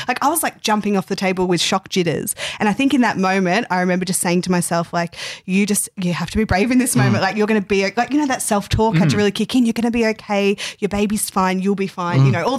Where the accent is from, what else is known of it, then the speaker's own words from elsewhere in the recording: the West, Western Australia, Australia; moved away; I'm from the West